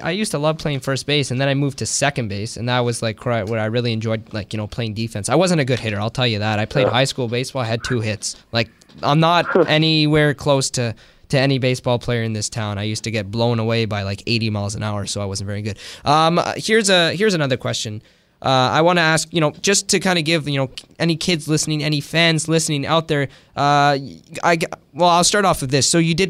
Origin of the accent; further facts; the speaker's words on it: Canada; I'm born here in Canada